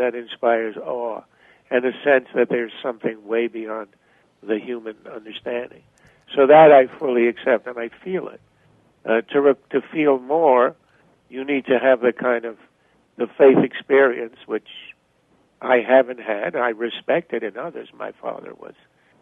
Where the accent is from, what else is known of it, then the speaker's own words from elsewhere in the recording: Montreal, Quebec, Canada; now in United States; I grew up in Canada. I mean, born in the U.S., but my family moved to Canada when I was five. So I grew up in Montreal.